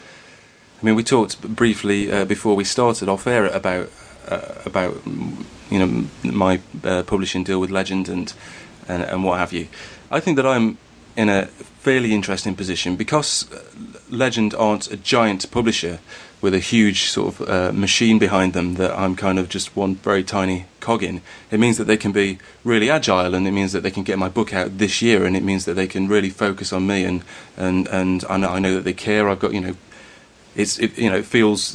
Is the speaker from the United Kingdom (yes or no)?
yes; Derbyshire, East Midlands, United Kingdom; accent: slightly Derbyshire; just a northern lad with a slightly Derbyshire accent